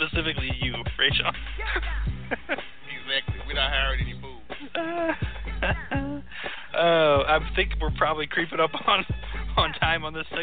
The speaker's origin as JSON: {"language": "English", "town": "Las Vegas", "region": "Nevada", "country": "United States", "said": "So I'm Vegas. I'm from Vegas, and I'm good with a shank."}